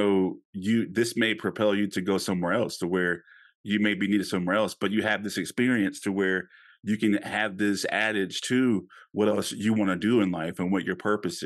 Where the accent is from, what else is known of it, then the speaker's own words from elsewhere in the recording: Louisiana, United States; I grew up in Louisiana